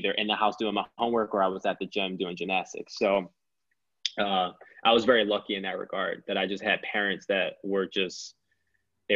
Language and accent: English; Philadelphia, Pennsylvania, United States; I've lived through so many different experiences growing up in Philly